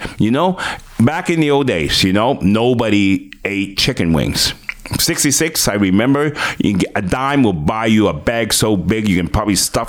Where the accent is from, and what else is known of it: Toronto, Ontario, Canada; born or raised there; English is a second language; moved away as an adult; also born or lived in Hong Kong